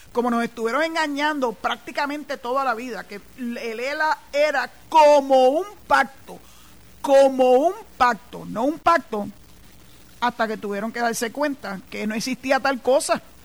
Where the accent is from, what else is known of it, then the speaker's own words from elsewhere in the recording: Puerto Rico; Nosotros no somos ni mexicanos, ni nada de eso. Somos boricuas